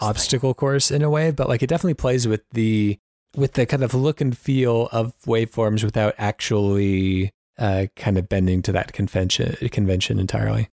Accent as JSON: {"language": "English", "country": "United States", "said": "as an American"}